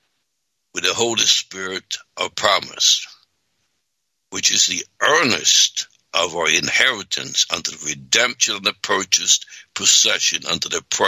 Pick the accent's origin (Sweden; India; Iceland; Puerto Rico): Sweden; now in United States; because I came here in 63 from Sweden, and first I had regular jobs, and then I became a minister